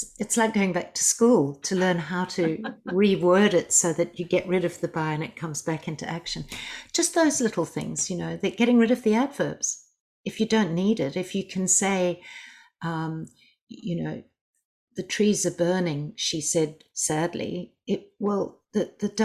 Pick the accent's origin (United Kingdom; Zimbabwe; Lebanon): Zimbabwe; now in Australia; I'm originally from Zimbabwe. When we came to Australia